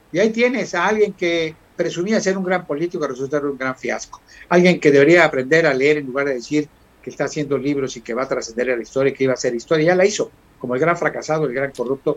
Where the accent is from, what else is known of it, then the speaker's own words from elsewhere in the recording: Costa Grande, Guerrero, Mexico; como buen costeño, digo que estoy acostumbrado a la super, ¿no? Los que somos de Costa Grande, con la sangre caliente del Guerrero Blanco